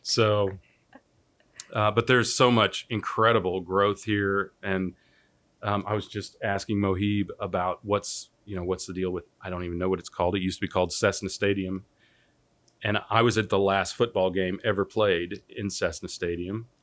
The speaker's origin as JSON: {"language": "English", "town": "Wichita", "region": "Kansas", "country": "United States", "tie": "born or raised there", "moved": "as an adult", "said": "I'm from Wichita. I grew up here uh, from sixth grade on"}